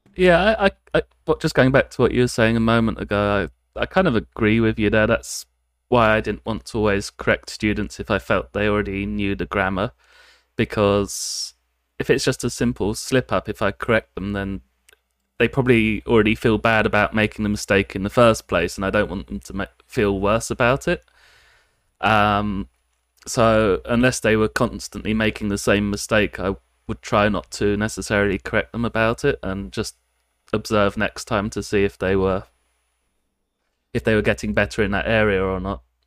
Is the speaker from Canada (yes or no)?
no; United Kingdom; moved away as an adult; now in Japan; I come from the United Kingdom, and I've been living in Japan for about six, bit over six years now